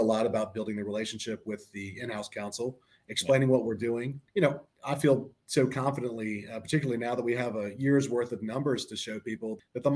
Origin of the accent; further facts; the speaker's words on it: Panama City, Florida, United States; now in Atlanta, United States; I grew up in Panama City, Florida